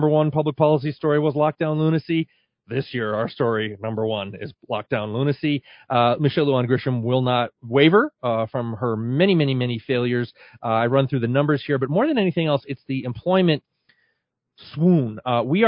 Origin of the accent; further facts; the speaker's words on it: Connecticut, United States; now in New Mexico, United States; my home state of Connecticut